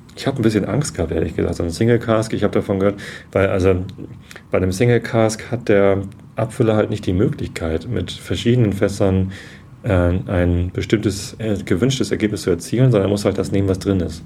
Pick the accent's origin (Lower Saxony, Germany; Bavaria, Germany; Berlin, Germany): Lower Saxony, Germany; Wistedt; Ich bin aufgewachsen in Wistedt, Samtgemeinde Tosted.